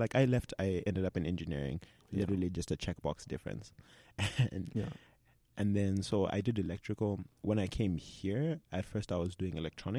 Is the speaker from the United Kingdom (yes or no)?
no; Zimbabwe; now in Canada; growing up in Zimbabwe.